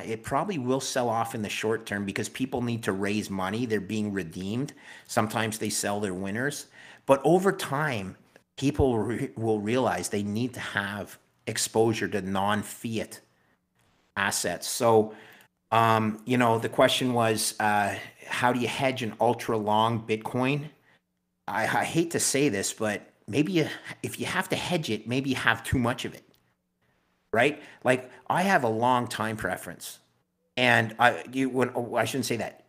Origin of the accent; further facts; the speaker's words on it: Canada; as a Canadian